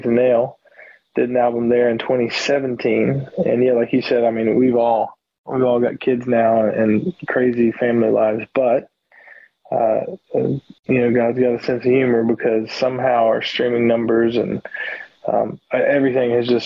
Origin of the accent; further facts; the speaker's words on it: Florida, United States; accent: hillbilly; moved away as an adult; now in Baltimore, United States; I'm originally from Florida, and my dad, I was raised by an Alabama man. So I grew up in Florida